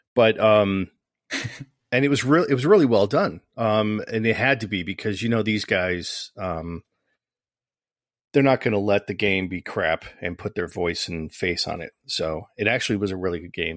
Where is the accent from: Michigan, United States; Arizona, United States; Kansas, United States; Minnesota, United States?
Michigan, United States; I'm from Michigan